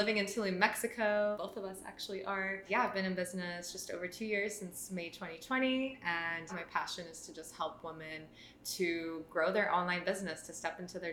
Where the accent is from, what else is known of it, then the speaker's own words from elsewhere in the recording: Toronto, Ontario, Canada; moved away as an adult; now in Australia; We're both Canadian, so I'm originally from Toronto